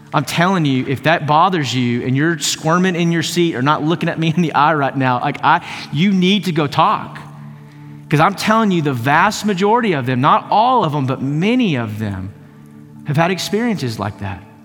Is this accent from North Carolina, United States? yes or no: no; East Texas, United States; I grew up in East Texas